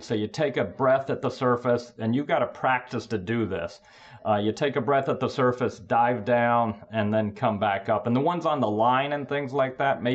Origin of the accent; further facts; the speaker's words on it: Tampa, Florida, United States; moved away as an adult; also born or lived in Boston / Philadelphia; now in Washington, D.C., United States; I grew up in Florida, Tampa, Florida, and then went up to Boston to go to school